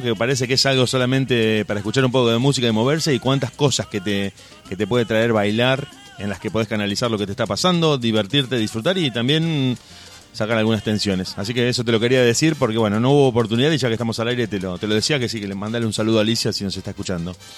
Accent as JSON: {"language": "Spanish", "country": "Argentina", "said": "siendo argentino"}